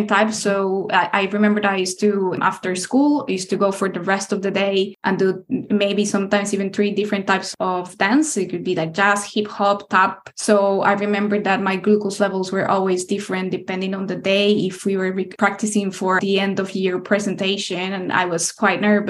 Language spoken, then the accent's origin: English; Costa Rica; moved away as an adult; now in United Kingdom; I was born in Costa Rica, which is a country in Central America